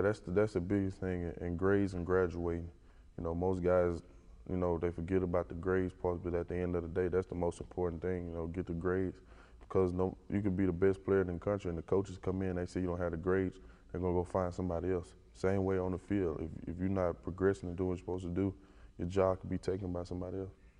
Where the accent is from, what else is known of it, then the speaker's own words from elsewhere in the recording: Western Louisiana, United States; moved away; I'm from Western Louisiana, not that many guys make it from Western Louisiana. It's a small little town.